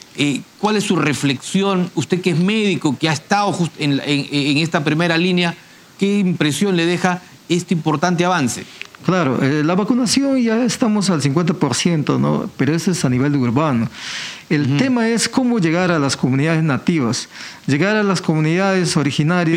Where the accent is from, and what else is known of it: Peru